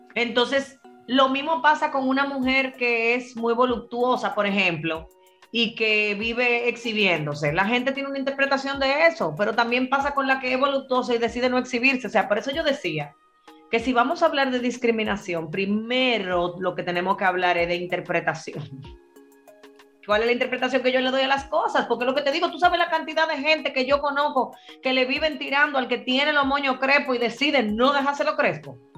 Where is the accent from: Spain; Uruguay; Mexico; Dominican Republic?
Dominican Republic; yo soy dominicana